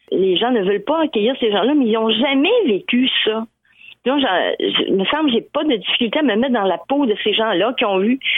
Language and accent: French; Lévis, Quebec, Canada; now in Edmundston, Canada; moi, je suis partie de Lévis, du Québec, pour arriver à Edmundston, au Nouveau-Brunswick, qui tu une on, je comprends, on est dans le même pays, mais reste qu'on est toujours l'étranger de quelqu'un.